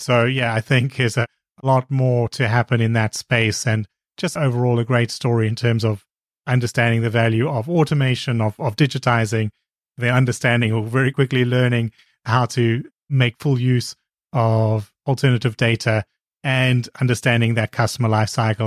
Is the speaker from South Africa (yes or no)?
yes; South Africa; I'm from South Africa